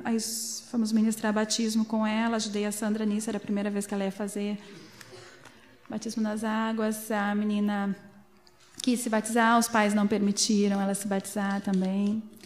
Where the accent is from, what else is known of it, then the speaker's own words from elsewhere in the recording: Brazil; moved away as an adult; now in Sweden; a gente era do Brasil